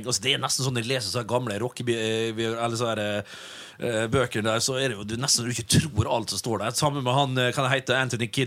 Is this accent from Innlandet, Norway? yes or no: no; Vestnes, Møre og Romsdal, Norway; Vi har en kar hjemme på Vestnes